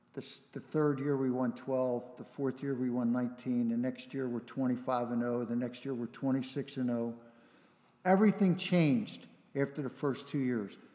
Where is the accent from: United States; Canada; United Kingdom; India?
United States; Philadelphia, Pennsylvania; I grew up in Philly, in Northeast Philly